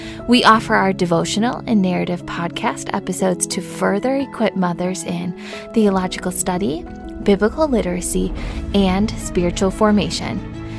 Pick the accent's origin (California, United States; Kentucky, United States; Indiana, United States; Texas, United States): Indiana, United States; moved away as an adult; now in England; I live in the northwest of England. So I moved here as a student from Indiana